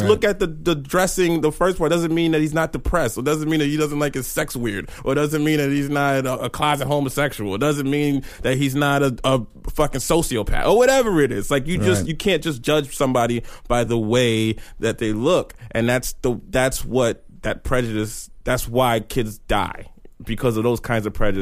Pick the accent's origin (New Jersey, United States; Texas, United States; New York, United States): New York, United States; I'm from New York